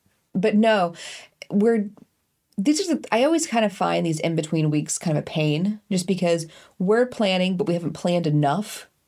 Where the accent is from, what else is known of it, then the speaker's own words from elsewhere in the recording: Kansas, United States; we're from Kansas.